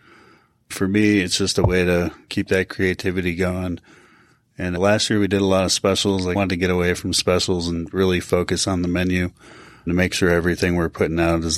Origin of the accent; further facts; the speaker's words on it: Chicago, Illinois, United States; now in Topsail Beach, United States; I was born and raised in Chicago.